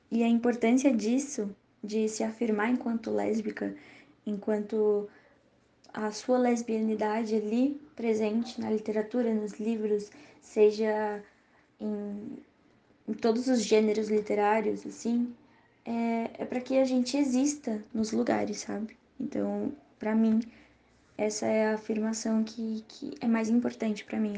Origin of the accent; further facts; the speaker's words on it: São Paulo, Brazil; e sou de São Paulo, capital.